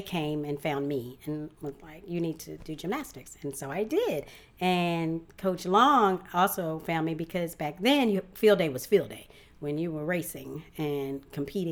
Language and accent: English; Ashland, Virginia, United States; I grew up on Jamestown Road, just outside of Ashland, Virginia